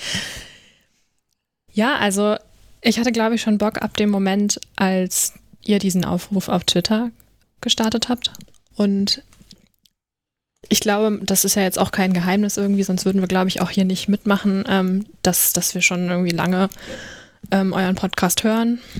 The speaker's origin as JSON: {"language": "German", "area": "Rhine-Main area", "region": "Hesse", "country": "Germany", "said": "ich komme wie Caroline aus dem Rhein-Main-Gebiet. Also mal im Gegensatz zu euch, die ja sehr viel im, in NRW unterwegs sind, sind wir beide aus Hessen"}